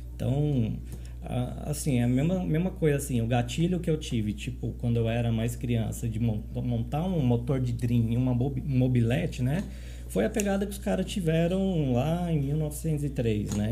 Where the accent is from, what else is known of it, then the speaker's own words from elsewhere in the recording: São Paulo, Brazil; moved away as an adult; also born or lived in Goiânia, Brazil / Rio Quente, Brazil; now in Caldas Novas, Brazil; Eu sou de São Paulo, né? São Paulo capital